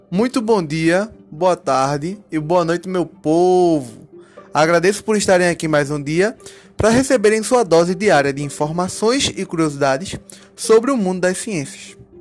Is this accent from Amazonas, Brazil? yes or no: no; Recife, Pernambuco, Brazil; eu que sou da cidade de Recife